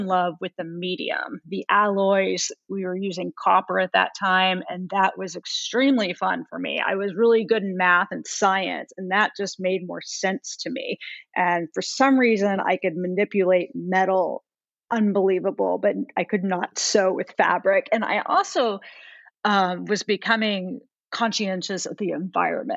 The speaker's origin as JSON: {"language": "English", "country": "United States", "also_born_or_lived": "Italy", "said": "I was the only American at the school"}